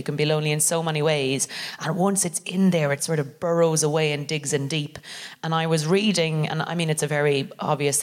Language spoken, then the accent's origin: English; Ireland; now in London, United Kingdom; I'm very privileged as an English speaking immigrant to arrive here and be able to immediately roughly be myself, even under the guise of being Irish